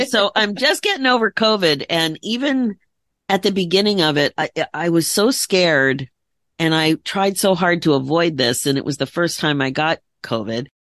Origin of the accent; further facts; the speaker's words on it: United States; also born or lived in Philadelphia area, Pennsylvania / Connecticut; I grew up in the Philadelphia area, the Connecticut area